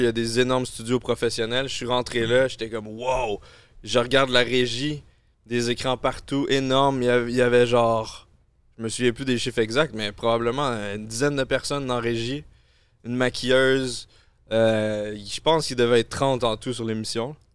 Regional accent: Quebec, Canada; accent: Québécois

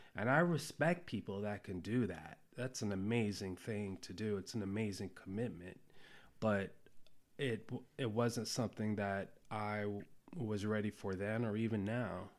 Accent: Ohio, United States; moved away; also born or lived in Cambodia / New York City, United States / Hawaii, United States; my mom moved to Ohio. Well, that's where she's from originally. And, um, and so that's where I, I grew up

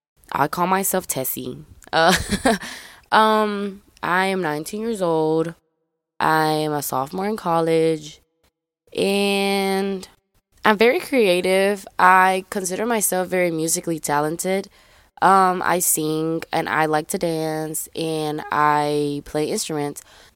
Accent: Memphis, Tennessee, United States; I forgot to tell y'all guys, I'm from Memphis, Tennessee. A lot of people don't believe that I'm from Memphis.

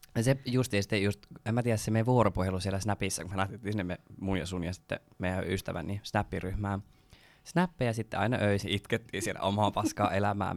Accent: Porvoo, Uusimaa, Finland; first language Swedish; Finnish is a second language; mulla on tää mun ihana murre, niin mä oon tosiaan suomenruotsalainen. Niin Porvoosta kotoisin. Äidinkieli ruotsi.

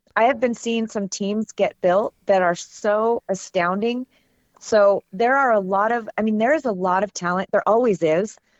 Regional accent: California near San Francisco, United States; I grew up in California near San Francisco

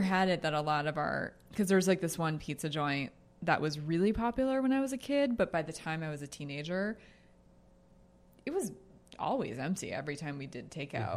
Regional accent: Jersey border, East Coast, United States; I'm from the Jersey border.

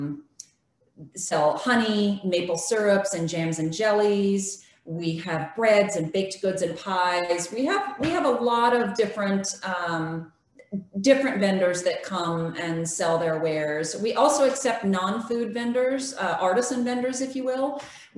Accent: California, United States; also born or lived in Loudoun County, Virginia; now in Charles Town, United States; I was born and raised in California

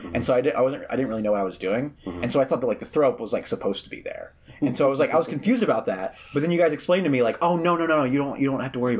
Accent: Philadelphia, Pennsylvania, United States; how do you know I'm from Philadelphia?

